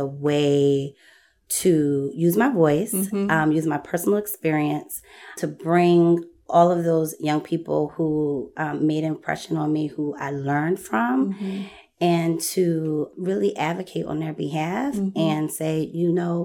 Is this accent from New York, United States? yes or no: no; Philadelphia, Pennsylvania, United States; I'm born and raised in Philly